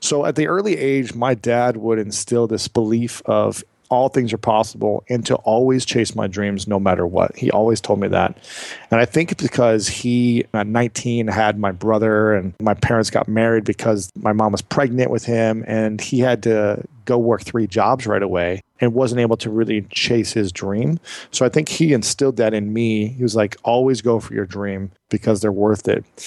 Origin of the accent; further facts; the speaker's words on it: United States; I grew up in America